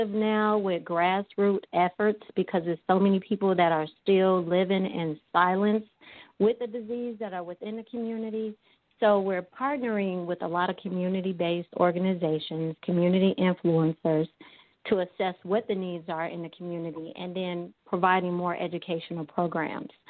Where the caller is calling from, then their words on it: Chicago, Illinois, United States; from Chicago.